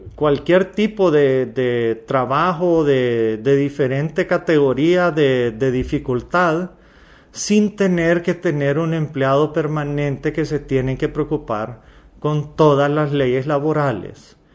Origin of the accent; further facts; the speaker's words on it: Honduras; Yo soy un hondureño más